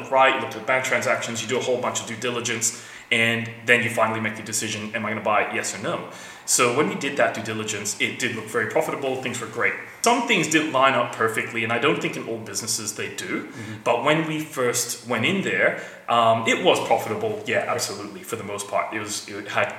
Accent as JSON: {"language": "English", "town": "Rockingham", "region": "Western Australia", "country": "Australia", "tie": "born or raised there", "also_born_or_lived": "Quezon City, Philippines", "said": "I grew up in Rockingham, I knew all about the business"}